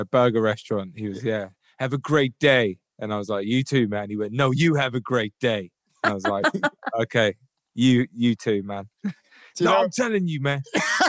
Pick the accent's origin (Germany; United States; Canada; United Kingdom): United Kingdom; London; No, London.